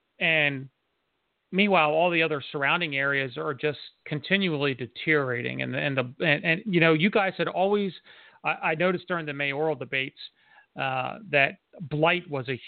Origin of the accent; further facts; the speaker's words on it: Harrisburg, Pennsylvania, United States; moved away as an adult; I was born in Harrisburg, and of course, when I graduated high school, I ended up leaving for the military. So I was gone for almost 20 years. Didn't come back into Pennsylvania for 20 some years.